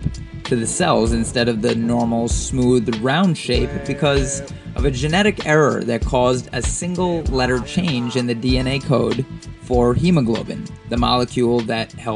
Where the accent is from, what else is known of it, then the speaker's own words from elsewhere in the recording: Queens and Long Island, New York, United States; I was a huge Mobb Deep fan growing up in Queens and Long Island